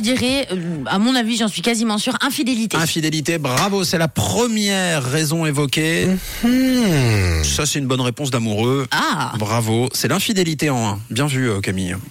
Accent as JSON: {"language": "French", "country": "Switzerland", "said": "chez nous en Suisse"}